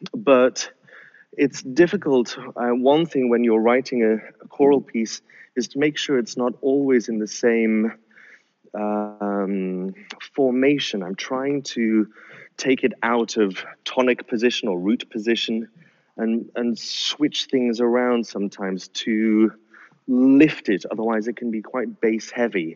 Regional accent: North Sea coast, northeast of the UK, North East England, United Kingdom; I was brought up uh, by the sea. I grew up by the sea, uh, and particularly the North Sea

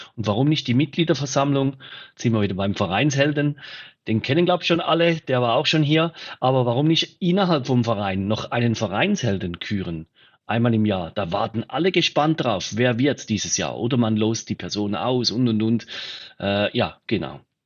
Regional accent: Switzerland; bei uns in der Schweiz

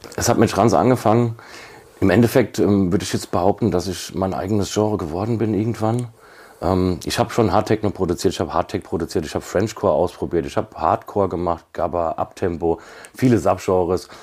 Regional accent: Kaiserslautern, Rhineland-Palatinate, Germany; ich komme aus Kaiserslautern. Also ist eine, eine Säuferstadt, würde ich jetzt mal sagen

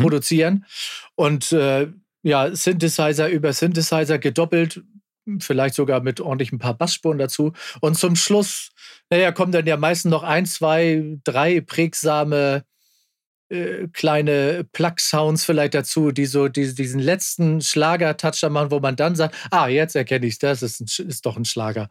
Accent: Kiel, Schleswig-Holstein, Germany; born or raised there

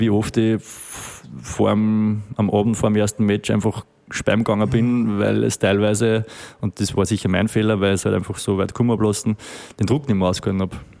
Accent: Steyr, Upper Austria, Austria; now in Vienna, Austria; ich bin aus Steyr

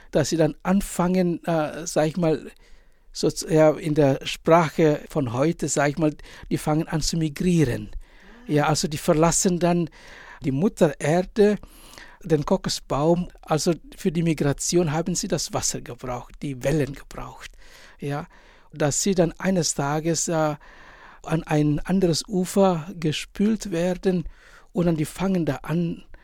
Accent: East Nusa Tenggara, Indonesia; Ich komme ja aus Indonesien, aus einer kleinen Insel und die Insel heißt Sumba. Mein Elternhaus liegt nur zwei Kilometer entfernt vom äh, Strand.

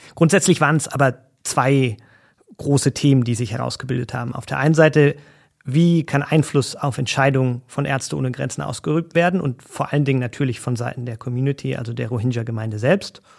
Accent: Germany; bei uns in Deutschland

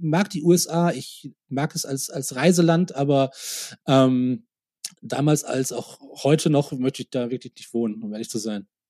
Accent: Oberhausen, North Rhine-Westphalia, Germany; also born or lived in United States; now in Munich, Germany; in Oberhausen, in meiner Heimatstadt

